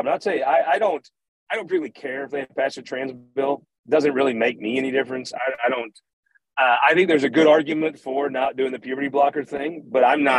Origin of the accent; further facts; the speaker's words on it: West Butler County, Missouri, United States; I'm a hillbilly from West Butler County